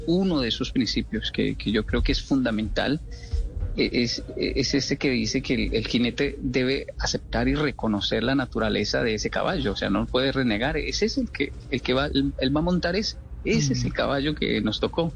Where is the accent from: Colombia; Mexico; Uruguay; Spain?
Colombia; moved away; yo crecí viendo en Latinoamérica donde decíamos wow es que tiene un carácter fuertísimo o como decimos en Colombia volado